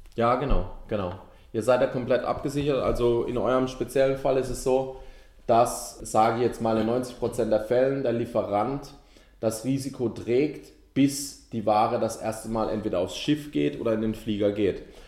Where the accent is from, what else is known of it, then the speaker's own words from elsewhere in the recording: Ettlingen, Baden-Württemberg, Germany; ich komme aus Ettlingen